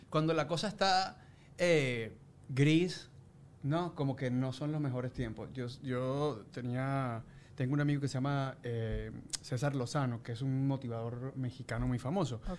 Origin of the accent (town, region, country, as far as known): Venezuela